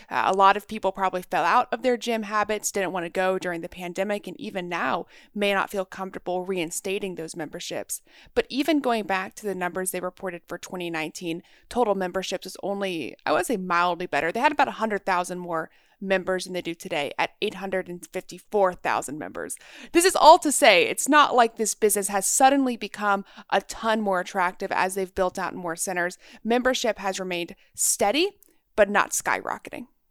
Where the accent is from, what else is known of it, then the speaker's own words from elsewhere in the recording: Texas, United States; moved away as an adult; I grew up in Texas